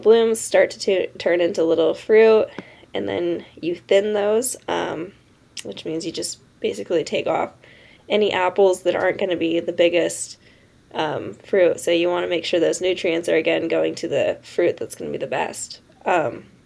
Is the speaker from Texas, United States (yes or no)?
no; Tonasket, Washington, United States; I'm from a small town called Tenasket up in north central Washington